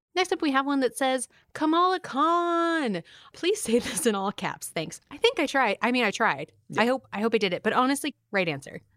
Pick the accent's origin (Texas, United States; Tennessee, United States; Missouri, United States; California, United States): California, United States; now in New York, United States; I grew up in California